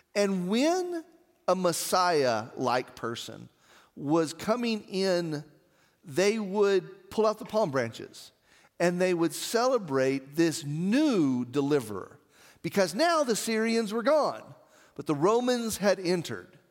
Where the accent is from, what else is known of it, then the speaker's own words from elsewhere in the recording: Artesia, United States; I remember being a kid in the Artesia Methodist Church